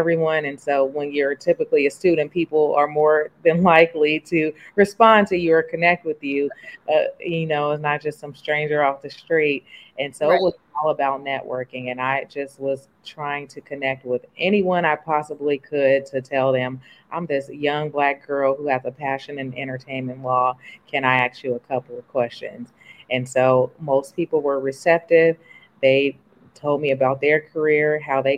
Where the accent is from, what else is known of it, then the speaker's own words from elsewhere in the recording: the Bay Area, California, United States; moved away as an adult; also born or lived in New York; I'm from the Bay, so I thought I wanted to move back home to California